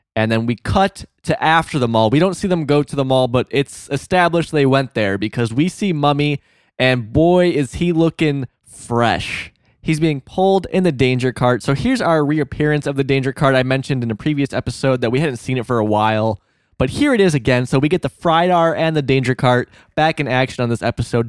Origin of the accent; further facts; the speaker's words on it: Illinois, United States; moved away; My small-ass town in Illinois